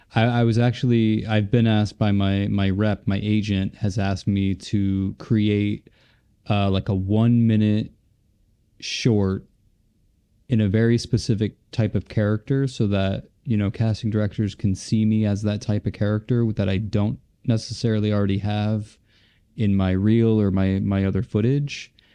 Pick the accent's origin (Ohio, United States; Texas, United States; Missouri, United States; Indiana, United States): Ohio, United States; Cleveland; I grew up in Ohio, Cleveland, Ohio